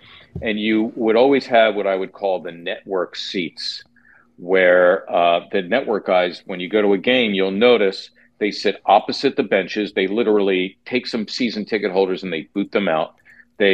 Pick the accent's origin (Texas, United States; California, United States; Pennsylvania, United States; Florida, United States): Pennsylvania, United States; Philadelphia; whether or not it's my hometown team, it turns out that it was